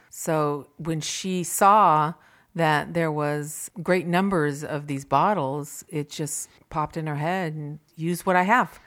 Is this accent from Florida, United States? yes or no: no; Simi Valley, California, United States; also born or lived in Ohio; I am from Simi Valley, born, lived here all my life